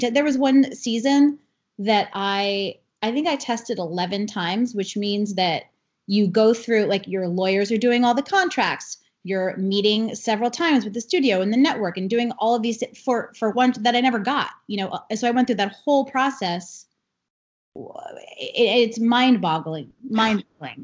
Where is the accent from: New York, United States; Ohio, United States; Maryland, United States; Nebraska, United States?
New York, United States; Long Island; I grew up on Long Island in New York